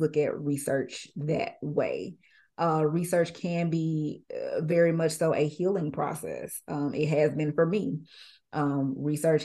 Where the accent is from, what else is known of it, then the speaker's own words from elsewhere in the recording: Jackson, Mississippi, United States; I'm from Jackson